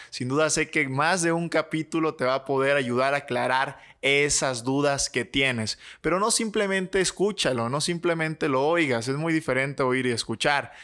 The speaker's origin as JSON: {"language": "Spanish", "region": "Michoacán", "country": "Mexico", "said": "soy mexicano, soy michoacano"}